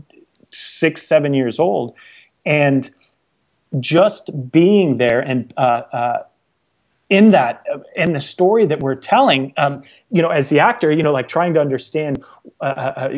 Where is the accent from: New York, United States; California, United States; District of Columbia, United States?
California, United States; right outside of Anaheim; I grew up in California and right outside of Anaheim